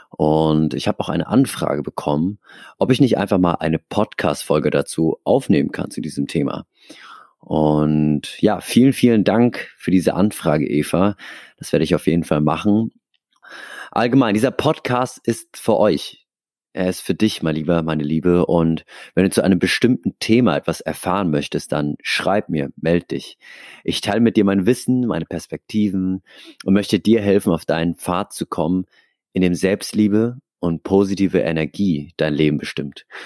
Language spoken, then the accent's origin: German; Aschaffenburg, Bavaria, Germany; now in Hamburg, Germany; Und dann kam der große Umzug nach Hamburg. Next Level. Also davor, ich in meiner Heimatstadt Aschaffenburg ich kannte die Leute